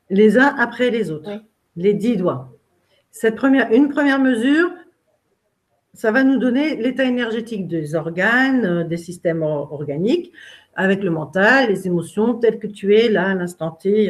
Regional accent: Brittany, France; moved away; je suis bretonne

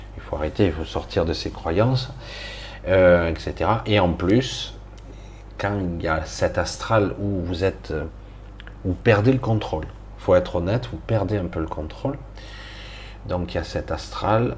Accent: France; je suis français

